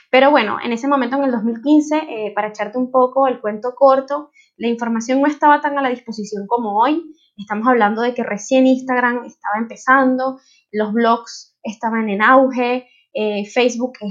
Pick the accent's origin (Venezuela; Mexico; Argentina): Venezuela; moved away as an adult; now in Spain; desde el 2016 soy una venezolana en España.